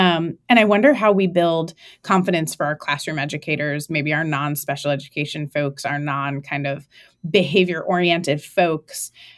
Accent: Connecticut, United States; now in Oregon, United States; Like I said, I'm a transplant from Connecticut. Mm-hmm. And so my cell phone number is still a Connecticut area code.

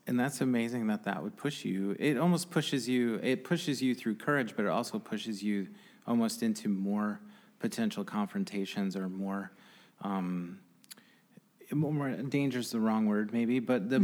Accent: Grand Rapids, Michigan, United States; as a guy growing up on the Northeast Side

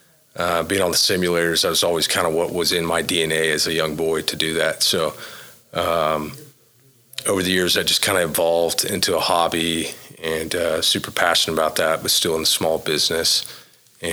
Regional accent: Oklahoma, United States; born and raised in Oklahoma

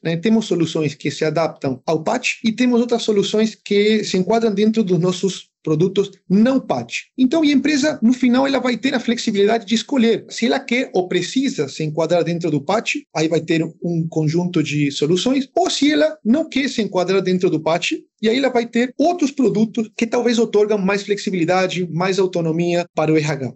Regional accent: San Salvador de Jujuy, Jujuy, Argentina; moved away; eu consegui trabalhar de Jujuy, né, na minha cidade, só durante as férias, né, foram 40 dias, eu consegui voltar para minha terra depois de dois anos

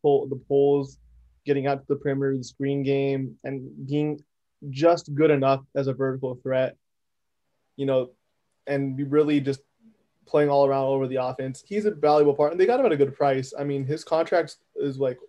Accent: California, United States; I'm born and raised in California

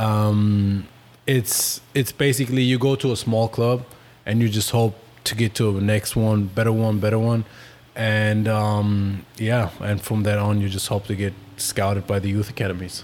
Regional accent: Berlin, Germany; English is a second language; moved away; I was born in Berlin, Germany

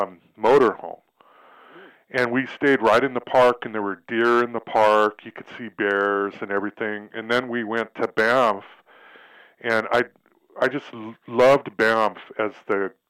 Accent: Fort Benton, Montana, United States; my hometown, Fort Benton in Montana

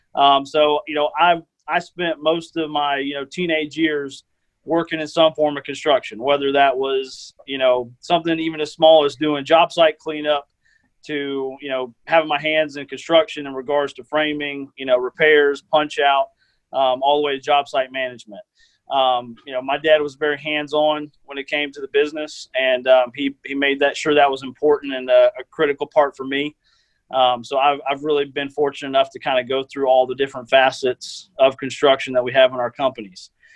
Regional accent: Tallahassee, Florida, United States; born and raised in Tallahassee, um, been here my whole life.

